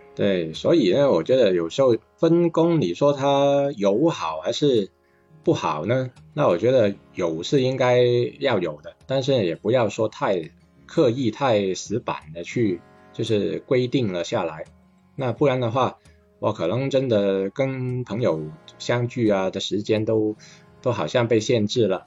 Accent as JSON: {"language": "Chinese", "town": "Guangzhou", "region": "Guangdong", "country": "China", "said": "像我们嗯。广州话所说"}